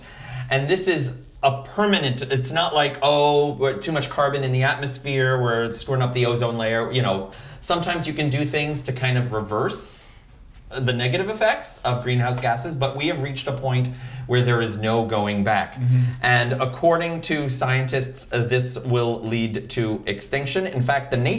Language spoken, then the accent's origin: English; Vermont, United States; moved away; my home state of Vermont